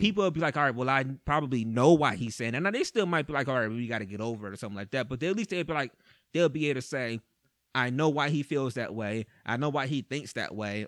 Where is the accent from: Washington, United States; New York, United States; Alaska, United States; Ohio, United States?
Ohio, United States; Cleveland; I'm from Cleveland.